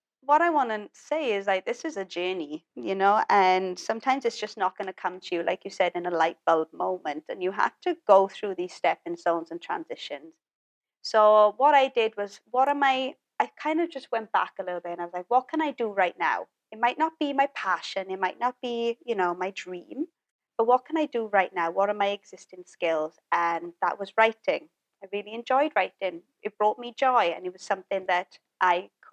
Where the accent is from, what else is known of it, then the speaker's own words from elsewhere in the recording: Wales, United Kingdom; moved away; I just knew that Wales was not the place for me. It's my hometown, but it's just not my place